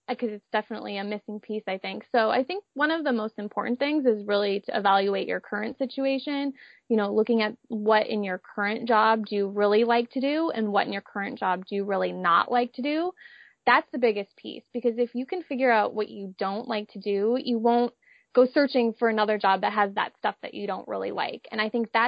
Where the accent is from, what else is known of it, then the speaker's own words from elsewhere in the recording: Minnesota, United States; moved away as an adult; now in San Diego, United States; I grew up in Minnesota, but moved out to San Diego for college